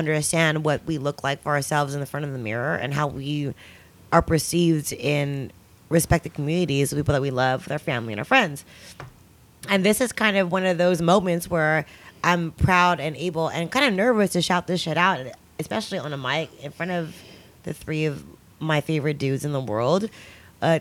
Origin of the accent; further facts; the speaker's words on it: the Bay Area, California, United States; I'm from the Bay, obviously. Yay. I'm from the Bay